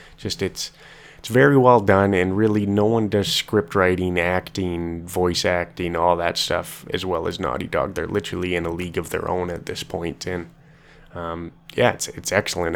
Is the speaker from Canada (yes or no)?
yes; Canada; I'm from Canada.